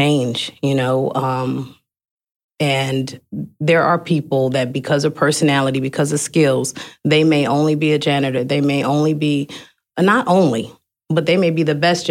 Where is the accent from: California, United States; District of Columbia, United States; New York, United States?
California, United States; Oakland; I'm from Oakland